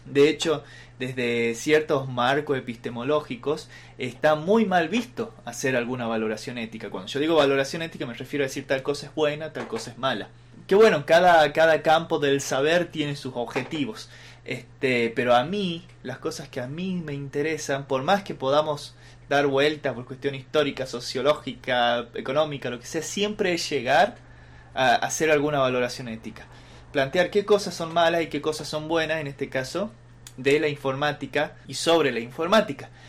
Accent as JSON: {"language": "Spanish", "region": "Salta", "country": "Argentina", "said": "yo también soy salteño, soy de acá"}